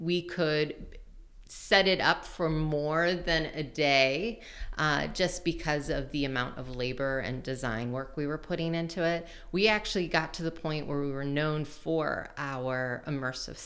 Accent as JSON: {"language": "English", "area": "Montgomery County", "region": "Maryland", "country": "United States", "tie": "born or raised there", "moved": "as an adult", "lives_now": "Richmond, United States", "said": "I grew up right outside D.C. In Montgomery County, Maryland"}